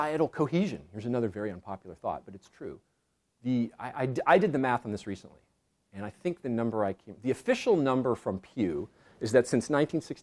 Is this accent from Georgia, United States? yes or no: no; California, United States; I'm originally from California